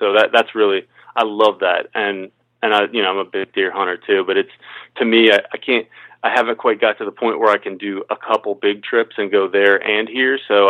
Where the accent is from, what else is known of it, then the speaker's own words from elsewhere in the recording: Midwest, United States; moved away as an adult; now in Maryland, United States; So I grew up hunting out in the Midwest and then had to adapt to this East Coast stuff.